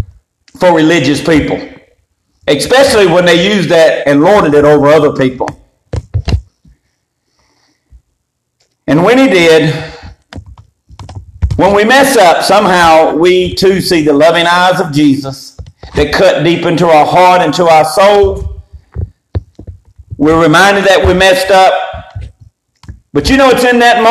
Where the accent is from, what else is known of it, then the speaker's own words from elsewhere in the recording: Eastern North Carolina, United States; me trying to deny from Eastern North Carolina. Just can't happen. My accent gives me away